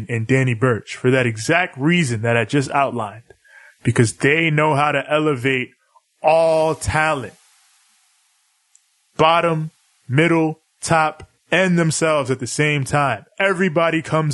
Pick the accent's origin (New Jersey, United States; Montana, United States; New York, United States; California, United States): New York, United States